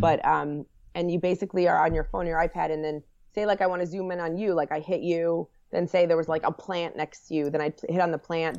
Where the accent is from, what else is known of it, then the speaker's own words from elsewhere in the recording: New Jersey, United States; also born or lived in Washington, D.C.; I'm from, I grew up in Jersey, a Jersey girl